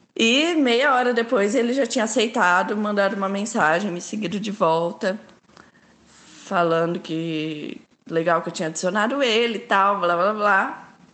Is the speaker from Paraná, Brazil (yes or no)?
yes; Londrina, Paraná, Brazil; Eu sou de Londrina, Paraná